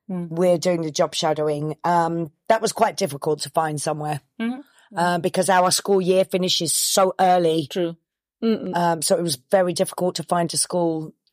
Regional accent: United Kingdom; now in Forlì, Italy; I, am British. The I'm not Italian. I've been living in Italy for a very very long time, mm-hmm. um, but I am British. Mm. Um, and I, am I've now obviously become very Italian

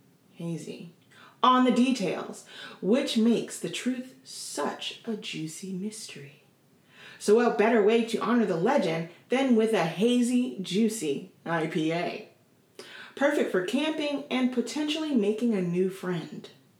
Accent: Oregon, United States; I grew up in Oregon

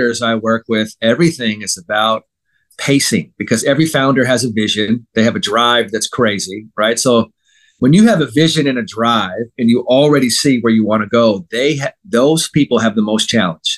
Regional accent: San Francisco, California, United States; I'm from San Francisco

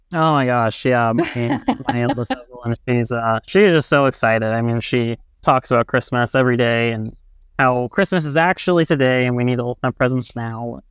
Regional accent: Brownsburg, Indiana, United States; I come from Brownsburg, Indiana, and now I've moved about fifteen minutes away where I live on the west side of Indianapolis.

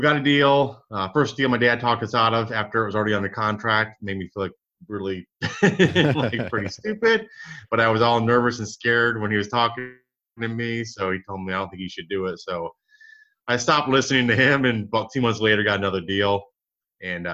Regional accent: Michigan, United States; now in Dallas, United States; I grew up in Michigan, one of seven kids

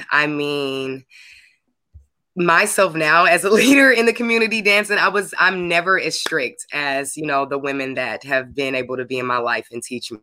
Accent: Oakland, California, United States; now in San Francisco, United States; I am originally from Oakland, California. Yes, I rep the Bay, I've been in San Francisco over 15 years now.

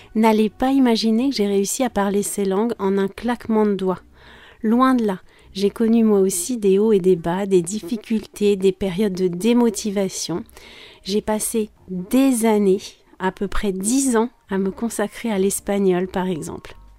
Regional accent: France; je suis française

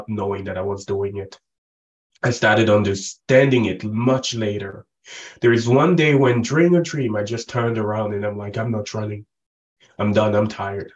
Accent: Cameroon; I was born and raised in Africa, the central part of Africa. Cameroon is where I grew up

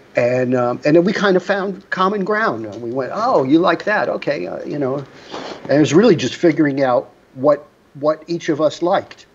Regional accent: New York City, New York, United States; I grew up in Rockaway, which was a, a, a, beach area

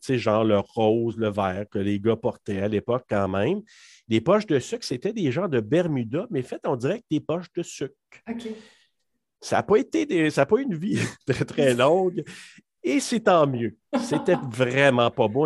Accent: Maniwaki, Quebec, Canada; moved away as an adult; also born or lived in Hull, Quebec; je suis originaire de la région de Maniwaki. Donc, j'ai fait mes études là-bas jusqu'au secondaire 5

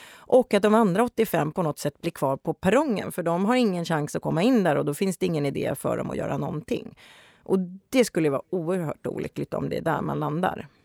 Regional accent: Gothenburg, Västra Götaland, Sweden; now in Stockholm, Sweden

